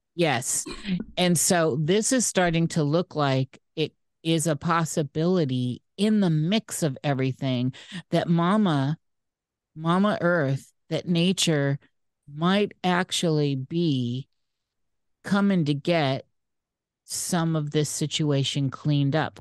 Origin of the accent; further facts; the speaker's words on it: Iowa, United States; moved away; I'm from Iowa, the corn state